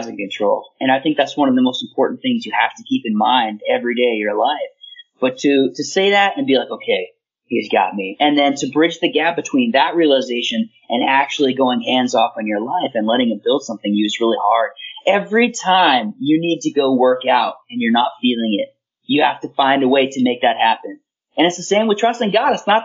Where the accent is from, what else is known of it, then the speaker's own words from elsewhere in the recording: United States; I can apply myself as an American for my country